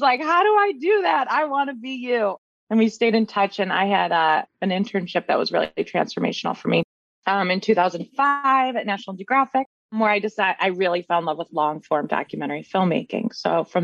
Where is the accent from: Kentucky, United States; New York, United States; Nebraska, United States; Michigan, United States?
Michigan, United States; Detroit; moved away as an adult; now in Washington, D.C., United States; I'm originally from Detroit, a suburb outside Detroit. I grew up in Michigan